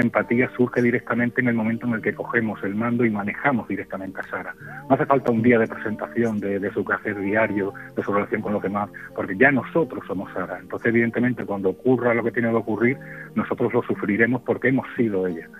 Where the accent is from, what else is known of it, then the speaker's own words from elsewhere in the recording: Extremadura, Spain; moved away as an adult; now in Seville, Spain; yo me he llevado 25 años en Extremadura